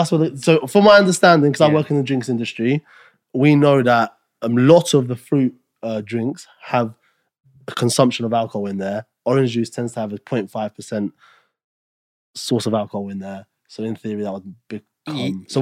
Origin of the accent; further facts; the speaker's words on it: Kosovo; now in United Kingdom; I'm from Kosovo. So as you know, it's a war-torn country.